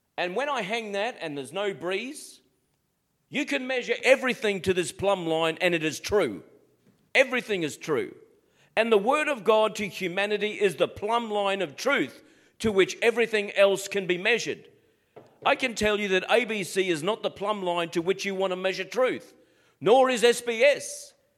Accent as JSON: {"language": "English", "country": "Australia", "said": "Being an Aussie"}